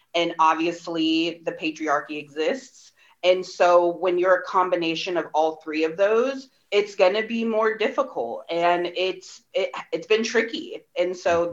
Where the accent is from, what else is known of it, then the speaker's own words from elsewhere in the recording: Bay Area, California, United States; my hometown